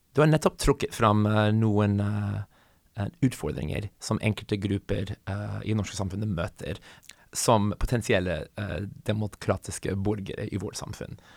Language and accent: Norwegian; United States; now in Norway; jeg kommer fra USA